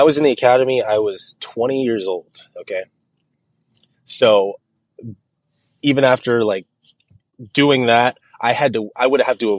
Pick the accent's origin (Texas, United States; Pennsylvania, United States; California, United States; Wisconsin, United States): California, United States; Clovis; I grew up in Clovis, California, right? I went to Clovis High.